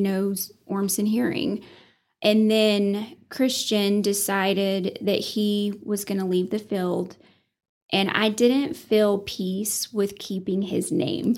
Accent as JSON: {"language": "English", "town": "Sunray", "region": "Texas", "country": "United States", "tie": "born or raised there", "also_born_or_lived": "Johnson City, Tennessee / Bushland, Texas", "said": "I didn't realize how great growing up in Sun Ray was until I actually left it"}